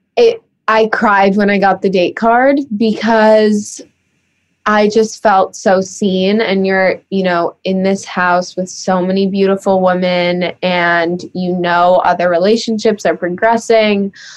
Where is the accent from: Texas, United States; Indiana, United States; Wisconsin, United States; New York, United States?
New York, United States; New York City; growing up in New York City